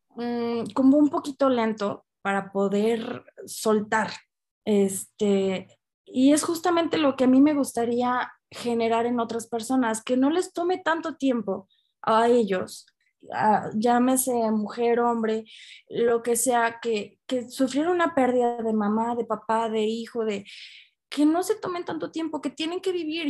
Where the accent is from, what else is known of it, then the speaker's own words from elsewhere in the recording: Aguascalientes, Mexico; de aquí de, de Aguascalientes, de donde yo soy de México